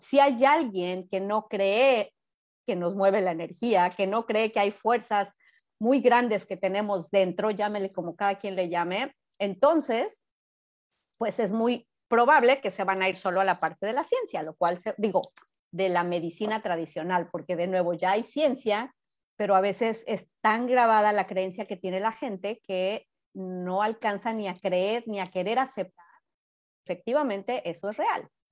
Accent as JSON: {"language": "Spanish", "country": "Mexico", "moved": "yes", "lives_now": "United States", "said": "en México de donde soy yo"}